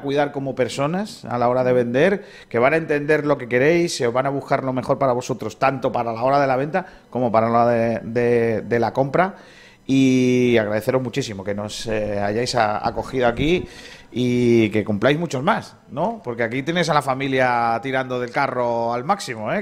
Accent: Rincón de la Victoria, Andalusia, Spain; yo que soy de aquí de Rincón

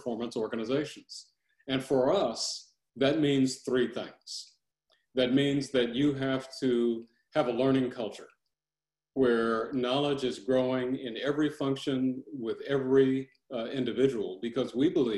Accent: Los Angeles, California, United States; I was born in South Central Los Angeles.

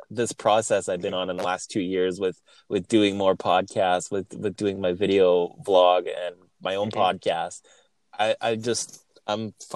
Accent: Winnipeg, Manitoba, Canada; I'm from Winnipeg. That's Winnipeg, Manitoba, Canada

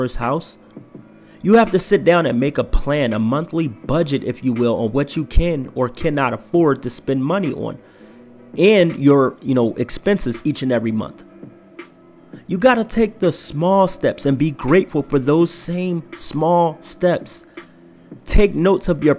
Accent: Philadelphia, Pennsylvania, United States; moved away as an adult; now in Idaho, United States; I just moved to Idaho from my hometown of Philadelphia

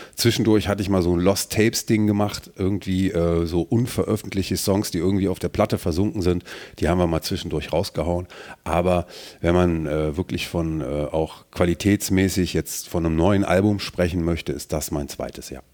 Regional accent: Mönchengladbach, North Rhine-Westphalia, Germany; Ich identifiziere mich schon ähm, damit, wo ich herkomme. Und deswegen, ähm, ja, sage ich das auch, betone ich das auch, dass ich aus Mönchengladbach bin

